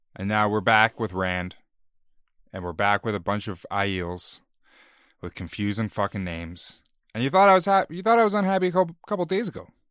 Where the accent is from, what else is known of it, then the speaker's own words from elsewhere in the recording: Canada; We're Canadian